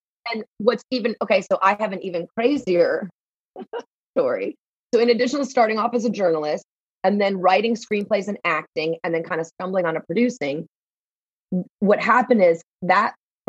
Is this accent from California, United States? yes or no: no; Texas, United States; I came from Texas, all my original movies were shot in Texas.